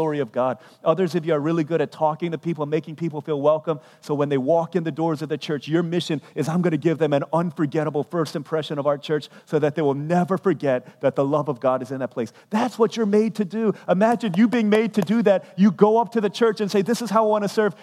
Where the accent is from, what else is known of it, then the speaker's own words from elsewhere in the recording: United States; I'm a ethnically Korean, but I was born here in America